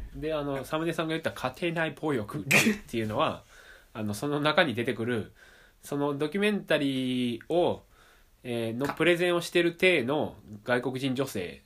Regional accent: Amagasaki, Hyogo, Japan; 生まれも育ちも尼崎市

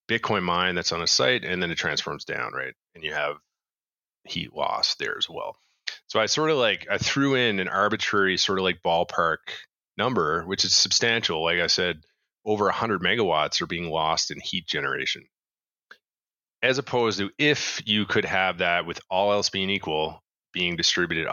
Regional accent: Canada; I'm Canadian

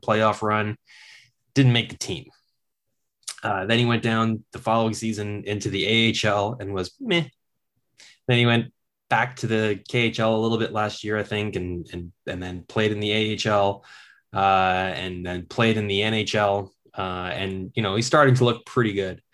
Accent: Kingston, Ontario, Canada; I'm from Kingston.

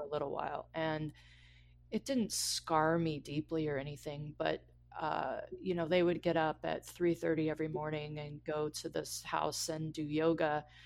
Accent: Colorado, United States; moved away; also born or lived in Los Angeles; I'm from Colorado, where fifty degrees is lovely.

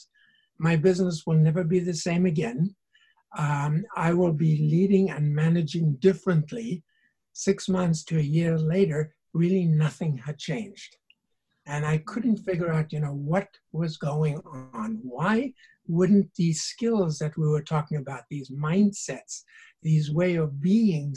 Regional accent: South Africa; moved away as an adult; now in Canada; I grew up in South Africa

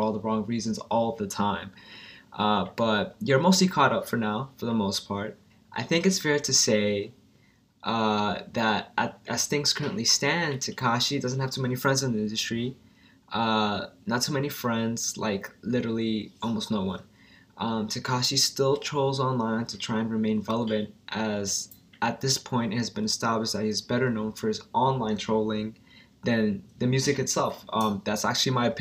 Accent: New York, United States; He's from New York and we're both from New York

